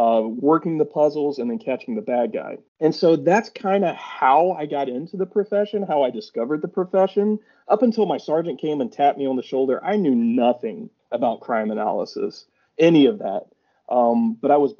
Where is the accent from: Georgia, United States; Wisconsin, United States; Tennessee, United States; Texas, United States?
Georgia, United States; Rome; also born or lived in Atlanta, Georgia; I'm originally from Rome, Georgia. Rome, Georgia is my hometown